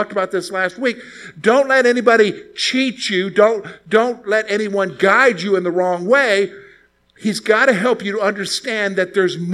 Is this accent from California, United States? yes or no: no; South Carolina, United States; I'm from the South. I'm from South Carolina, and my dad's from Eastern North Carolina